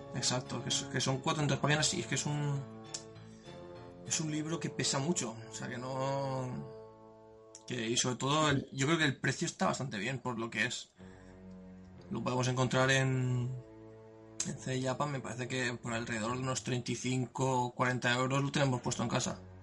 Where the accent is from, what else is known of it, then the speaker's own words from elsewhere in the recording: Spain; como todo español